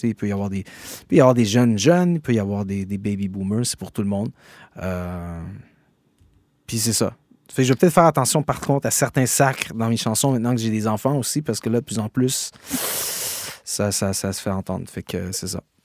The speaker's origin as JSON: {"language": "French", "town": "Gatineau", "region": "Quebec", "country": "Canada", "accent": "Québécois", "said": "mon accent de chez moi"}